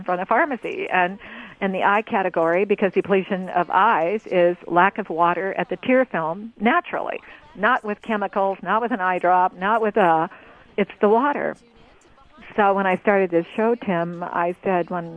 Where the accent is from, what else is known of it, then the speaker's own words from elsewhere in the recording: Oregon, United States; I'm from Oregon here